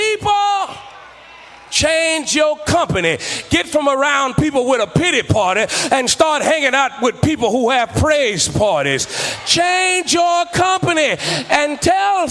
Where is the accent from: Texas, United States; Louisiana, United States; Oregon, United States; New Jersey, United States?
Texas, United States; Beaumont; I grew up in Beaumont, Texas.